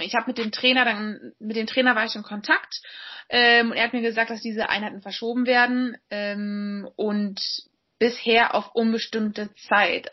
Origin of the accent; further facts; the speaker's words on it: Berlin, Germany; moved away as an adult; also born or lived in England; bin jetzt mal wieder in meiner Heimatstadt zu Hause äh, in Berlin